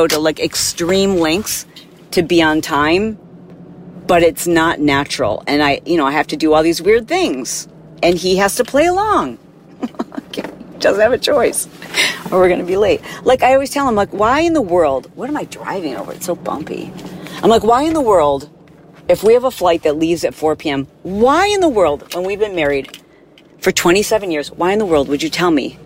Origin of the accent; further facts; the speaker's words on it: Midwest, United States; growing up in the Midwest